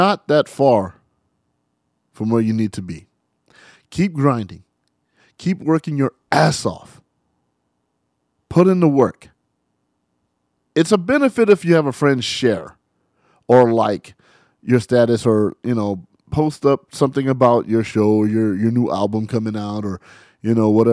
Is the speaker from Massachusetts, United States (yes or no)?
no; San Bernardino, California, United States; I grew up in San Bernardino, as everybody knows, 92404